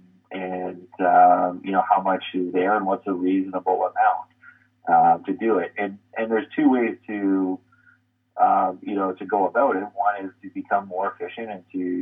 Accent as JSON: {"language": "English", "town": "St. Catharines", "region": "Ontario", "country": "Canada", "moved": "yes", "said": "I come from St. Catharines"}